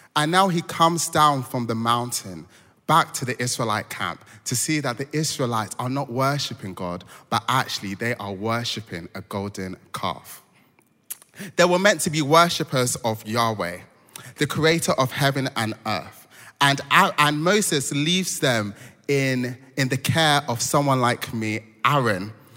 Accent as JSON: {"language": "English", "country": "Nigeria", "moved": "yes", "said": "I'm Nigerian"}